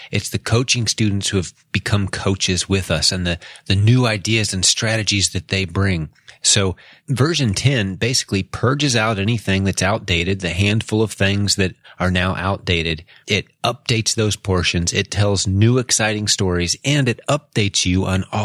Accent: Indianapolis, Indiana, United States; Indianapolis, Indiana, which happens to be my hometown

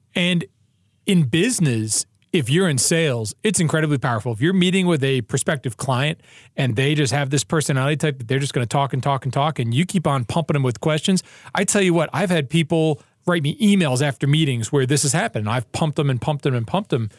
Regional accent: New York, United States; I'm also from New York

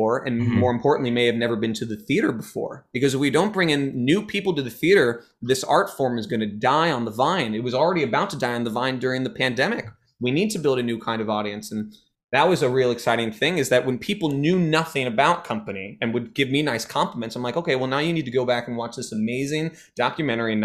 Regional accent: San Francisco, California, United States; moved away; also born or lived in Ann Arbor, Michigan; I'm from San Francisco, the Bay

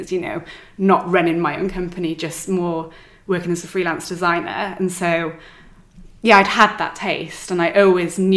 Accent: Wales, United Kingdom; also born or lived in London / Melbourne; So I'm from Wales.

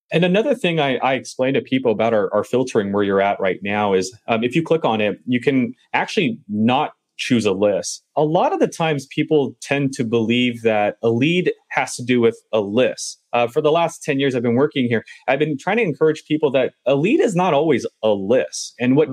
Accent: Southern California, United States; I'm from Southern California

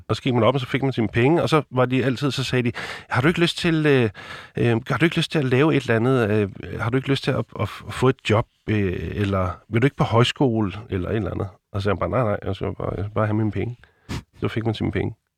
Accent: Copenhagen, Capital Region of Denmark, Denmark; Jeg er opvokset på Nikolaj Plads i København

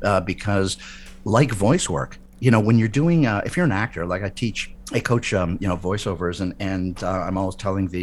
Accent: Winnipeg, Manitoba, Canada; born or raised there

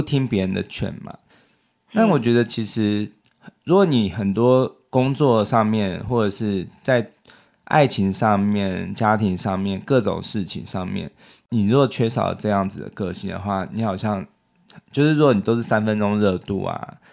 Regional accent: Taiwan; 就是我们台湾人都很喜欢用日本货嘛

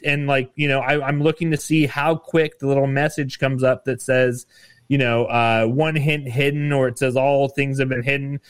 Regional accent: Nevada, United States; with Nevada being my home state

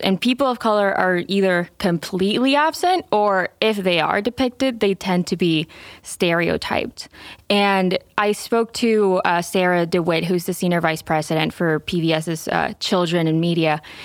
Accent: Venezuela; moved away; I'm Venezuelan. I grew up in Venezuela

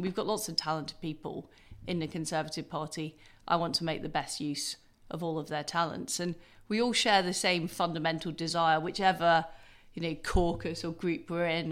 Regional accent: Leeds, Yorkshire and the Humber, United Kingdom; also born or lived in Paisley, Scotland; I was brought up in Paisley in Scotland and in Leeds

